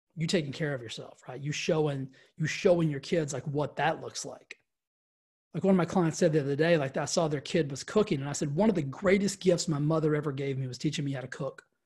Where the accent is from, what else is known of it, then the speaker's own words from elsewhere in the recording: the South, United States; I grew up in the South